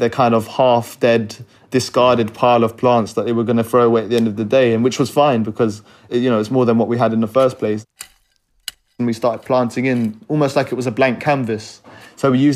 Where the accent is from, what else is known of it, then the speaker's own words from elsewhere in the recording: London, United Kingdom; I'm 23 and I'm from North Kensington